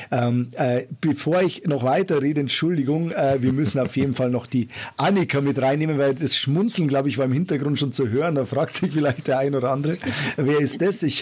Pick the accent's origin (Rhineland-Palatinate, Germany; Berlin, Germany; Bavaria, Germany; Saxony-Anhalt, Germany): Bavaria, Germany; Servus äh, würde ich jetzt sagen in meiner Heimat.